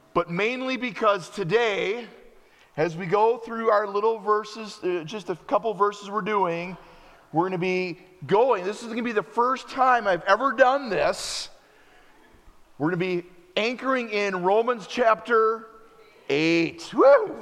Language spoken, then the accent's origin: English; United States; also born or lived in Wisconsin; As an American